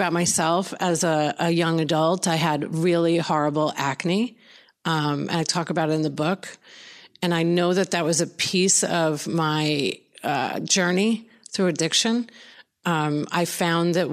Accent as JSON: {"language": "English", "area": "Long Island", "region": "New York", "country": "United States", "tie": "born or raised there", "moved": "as an adult", "lives_now": "Florida, United States", "said": "I grew up in Long Island, New York"}